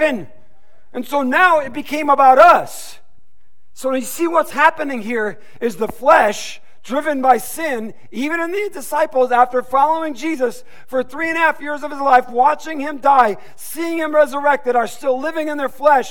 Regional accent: Detroit, Michigan, United States; I'm from the Detroit Motor City area

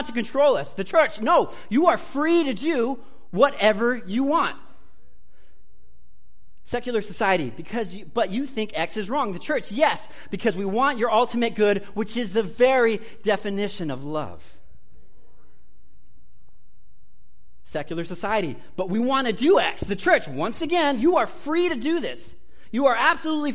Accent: United States; I'm an American.

